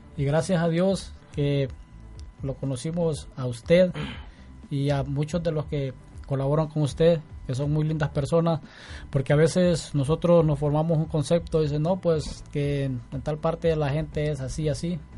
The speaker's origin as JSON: {"language": "Spanish", "country": "Honduras", "moved": "as an adult", "said": "yo soy de Honduras"}